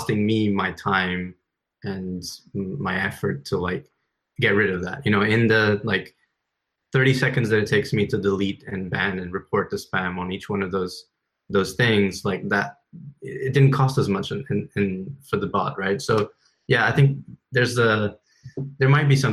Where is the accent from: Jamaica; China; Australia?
China; moved away; I grew up in China